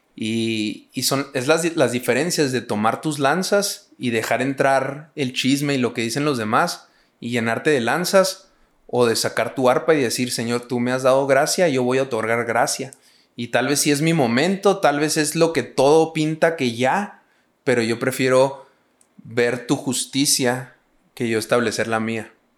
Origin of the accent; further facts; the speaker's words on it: Hidalgo del Parral, Chihuahua, Mexico; yo soy de Parral, una ciudad muy chiquita. Son 100 mil habitantes.